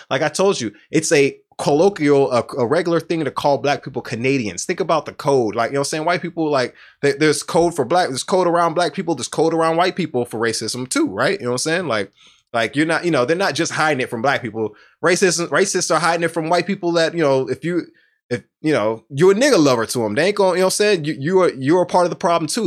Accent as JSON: {"language": "English", "town": "Houston", "region": "Texas", "country": "United States", "tie": "born or raised there", "said": "I'm from Southwest Houston"}